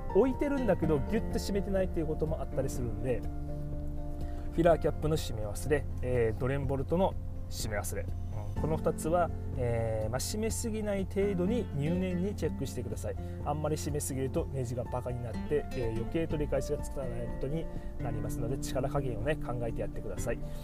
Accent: Miyazaki, Japan; 私もあの地元の宮崎県で、えー、登録していますので

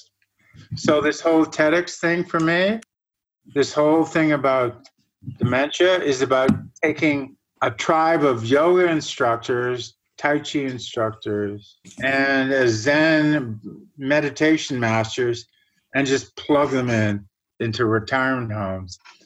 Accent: Germany; now in Canada; I was born in Germany, an area northwest of Hamburg that built all the dikes and basically grew all the fruit for the whole country

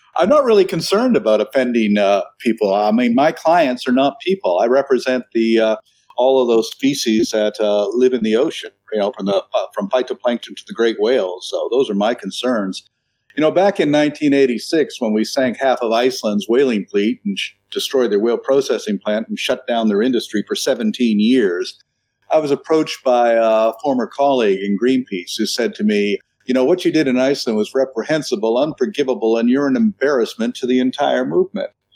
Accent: New Brunswick, Canada; moved away; also born or lived in Toronto, Canada / Vancouver, Canada; I was I was born in Toronto, but I was raised in a fishing village in uh, New Brunswick.

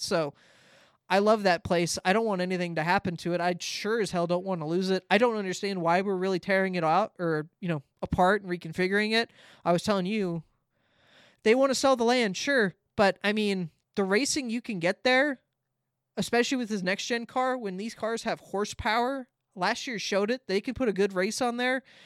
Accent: Southern California, United States; I get the ads 'cause I'm from Southern California

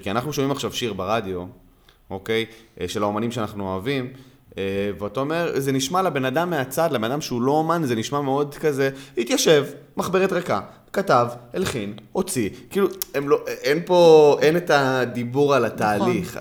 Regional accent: Gan Yavne, Southern District, Israel; אני גדלתי בגני יבנה

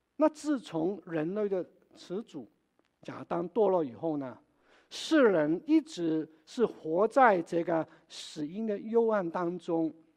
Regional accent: Wenzhou, Zhejiang, China; moved away; 我的故乡，温州

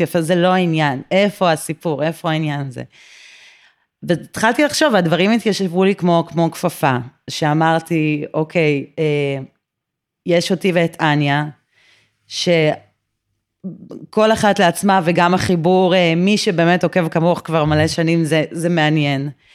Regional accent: Tel Aviv, Tel Aviv District, Israel; מרכז תל אביב, אה, מהיום שעליתי לארץ, שזה מעל שלושים שנה.

